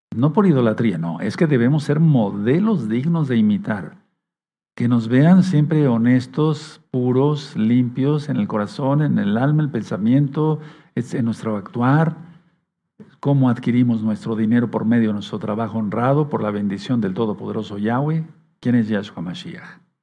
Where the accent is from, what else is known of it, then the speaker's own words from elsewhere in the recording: Tehuacán, Puebla, Mexico; moved away as an adult; Tuve que salir de Tehuacán para ir a la capital del estado a estudiar medicina